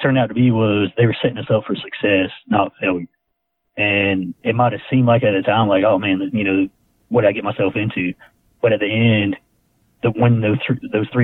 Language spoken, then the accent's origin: English; Skipperville, Alabama, United States; also born or lived in Enterprise, Alabama; I actually grew up in a little town around Ozark called Skipperville, Alabama